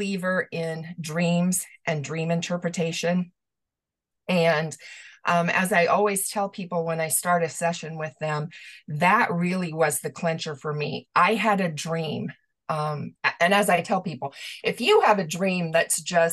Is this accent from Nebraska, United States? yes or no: yes; Omaha, Nebraska, United States; I was born and raised in Omaha, Nebraska